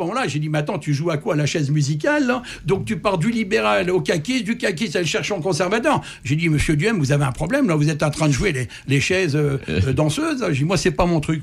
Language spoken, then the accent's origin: French; France; moved away as an adult; now in Canada; je suis né en France